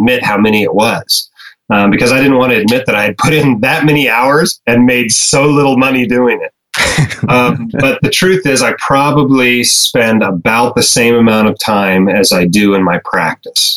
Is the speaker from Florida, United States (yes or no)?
no; Alaska, United States; moved away as an adult; also born or lived in Arizona; now in Utah, United States; I grew up in Alaska